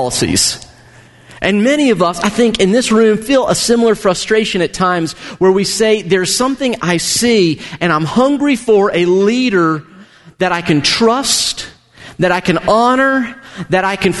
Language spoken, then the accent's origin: English; United States; as an American